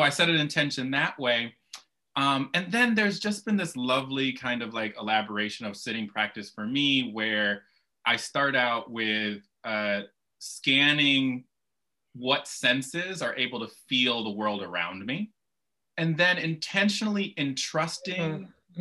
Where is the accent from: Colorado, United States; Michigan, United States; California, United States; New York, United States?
Michigan, United States; Kalamazoo; I grew up in Kalamazoo, Michigan